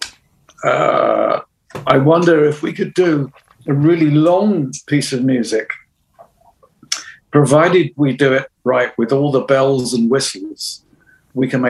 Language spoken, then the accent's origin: English; United Kingdom; other than being British.